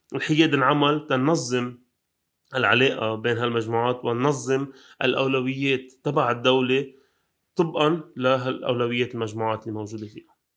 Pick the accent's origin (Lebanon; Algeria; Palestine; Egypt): Lebanon; أنا لبناني أه بشتغل هون وعايش هون